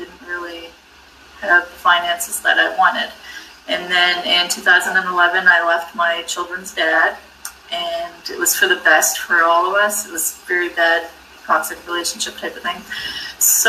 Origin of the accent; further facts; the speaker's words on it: New Brunswick, Canada; I grew up in New Brunswick, Canada